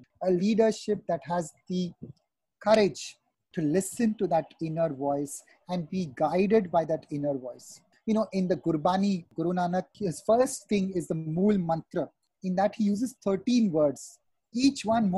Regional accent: Mumbai, Maharashtra, India; moved away as an adult; also born or lived in Pune / Kolkata / Chennai / Bastar; growing up in Mumbai and having done my education in Pune, Kolkata, worked in Chennai

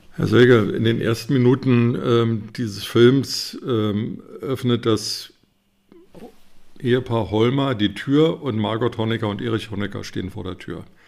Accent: Berlin, Germany; moved away; Ich bin Berliner, habe leider damals nicht in Berlin gelebt

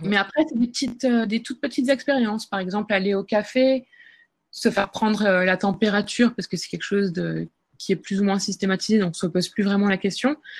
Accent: France; moved away as an adult; now in Seoul, South Korea; en tant que Française

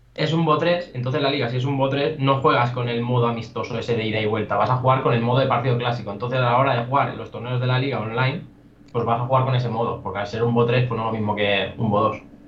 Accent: El Vendrell, Tarragona, Catalonia, Spain; yo soy de Vendréis, soy un pueblo de Tarragona

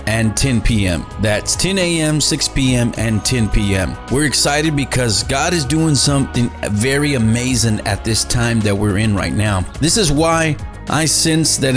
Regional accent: Dallas, Texas, United States; moved away as an adult; now in Edinburg, United States; I was in Dallas, Texas. That was my hometown. That was where I was born and raised.

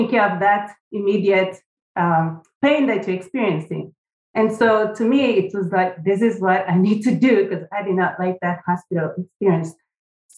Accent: Kenya; now in United States; I wasn't born in the United States, for one. I was born in Kenya.

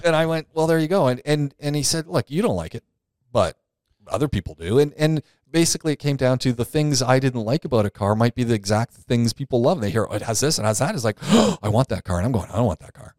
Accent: Canada; I'm not from the U S, I'm from Canada

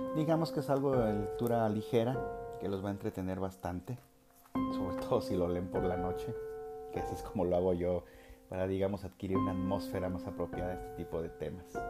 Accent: Mexico; now in Aguascalientes, Mexico; yo soy originario de otro estado de la República Mexicana

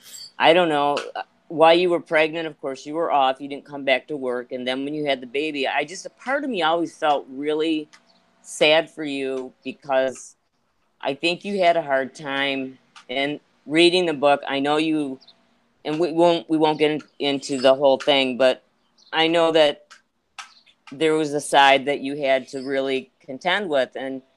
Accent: Ireland; because I'm so Irish

